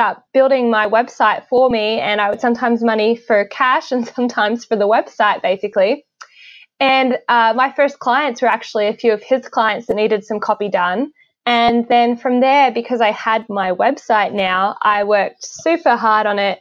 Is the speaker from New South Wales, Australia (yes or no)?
no; Hobart, Tasmania, Australia; accent: Australian; moved away as an adult; also born or lived in Brisbane, Queensland; now in Northern Virginia, United States; I was born and raised in Hobart, Tasmania